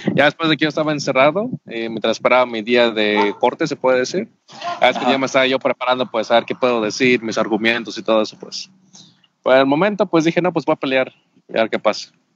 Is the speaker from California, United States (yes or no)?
no; Jacksonville, Florida, United States; moved away as an adult; also born or lived in Oaxaca de Juárez, Oaxaca, Mexico; now in Mexico; Sí, yo crecí básicamente en Estados Unidos. Estuve 14 años en el estado de Florida, específicamente en Jacksonville, Florida